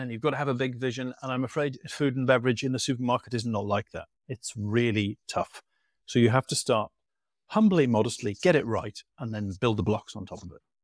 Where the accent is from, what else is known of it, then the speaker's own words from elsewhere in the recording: England, United Kingdom; you've probably guessed by my accent where I'm from